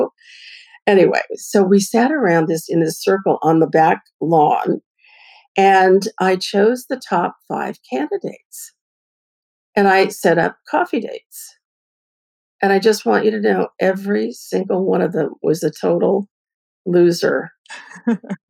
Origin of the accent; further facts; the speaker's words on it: Bay Area, California, United States; I'm from the Bay Area